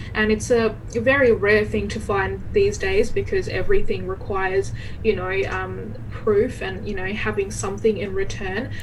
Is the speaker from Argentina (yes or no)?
no; Bangladesh; now in Perth, Australia; I am originally originally from Bangladesh. I was born there